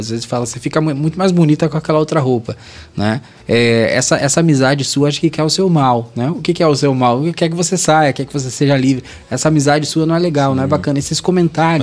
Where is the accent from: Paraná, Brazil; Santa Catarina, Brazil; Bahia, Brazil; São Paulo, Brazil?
Paraná, Brazil; Guarapuava; moved away; Sou, sou de, do Paraná. Sim. Interior de, é próximo de Curitiba